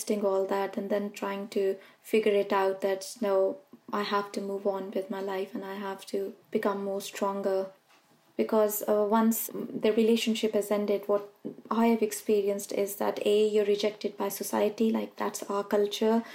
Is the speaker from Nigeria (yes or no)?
no; Pakistan; moved away as an adult; now in United Kingdom; I was born in Pakistan and I'm a mother of two children